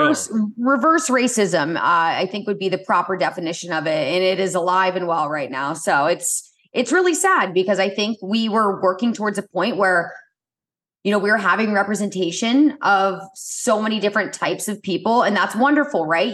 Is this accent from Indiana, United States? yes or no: yes; Indianapolis, Indiana, United States; I grew up in Indianapolis